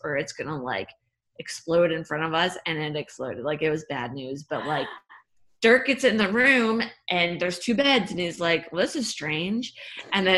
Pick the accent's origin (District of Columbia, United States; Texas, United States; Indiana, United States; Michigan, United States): Indiana, United States; Fort Wayne; moved away as an adult; now in Dallas, United States; I'm from Indiana